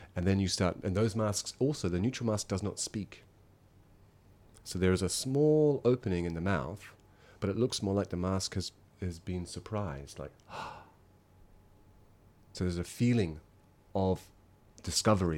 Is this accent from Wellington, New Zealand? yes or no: yes; Masterton, Wellington, New Zealand; moved away as an adult; now in Yokohama, Japan; I'm originally from New Zealand, a small town in New Zealand called Masterton